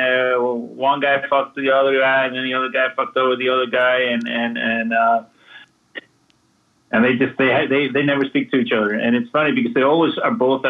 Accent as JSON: {"language": "English", "town": "Vestmannaeyjar", "region": "Southern Region", "country": "Iceland", "also_born_or_lived": "New Orleans, United States", "moved": "yes", "lives_now": "Los Angeles, United States", "said": "I'm from an island myself. I'm from Vestmannaeyjar, which is, you know, the island island south of Iceland where they had the volcano eruption in 1973"}